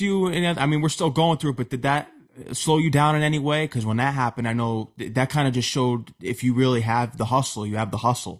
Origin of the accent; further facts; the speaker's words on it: Connecticut, United States; I'm from Connecticut, and I went to school there for 4 years